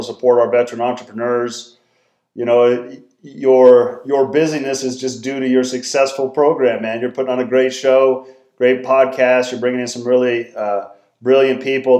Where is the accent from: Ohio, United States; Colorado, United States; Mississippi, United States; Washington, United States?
Colorado, United States; Norwood; now in Denver, United States; I grew up in Southwest Colorado originally, a small town called Norwood